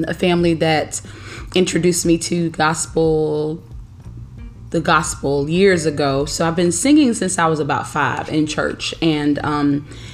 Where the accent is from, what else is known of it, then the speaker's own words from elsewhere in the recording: Daytona Beach, Florida, United States; also born or lived in Atlanta, Georgia; now in Harrisburg, United States; I'm originally from Daytona Beach. So, I went from the sunny Daytona Beach, Florida to Atlanta, Georgia.